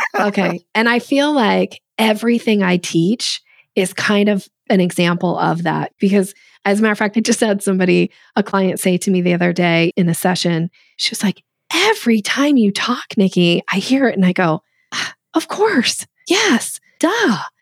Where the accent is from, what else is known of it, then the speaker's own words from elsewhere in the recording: Boise, Idaho, United States; I grew up in Boise, Idaho